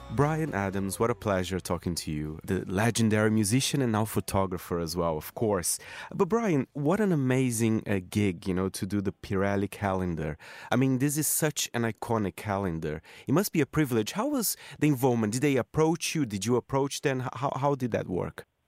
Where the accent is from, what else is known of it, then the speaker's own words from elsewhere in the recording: Brazil; I'm from Brazil